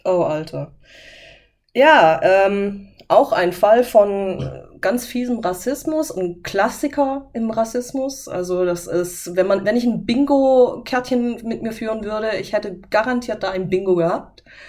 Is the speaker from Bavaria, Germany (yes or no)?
no; Böblingen, Baden-Württemberg, Germany; Aus Böbling aus dem Kreiskrankenhaus.